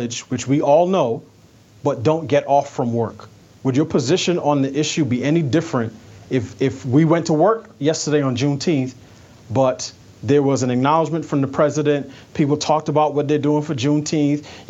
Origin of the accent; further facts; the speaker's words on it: New York City, New York, United States; I grew up in New York City